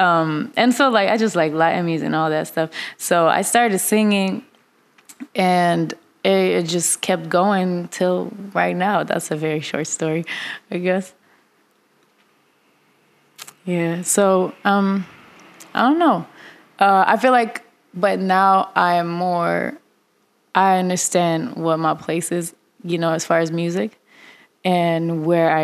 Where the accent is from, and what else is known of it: Russia; born or raised there; English is a second language; moved away as an adult; also born or lived in Kazakhstan; now in Los Angeles, United States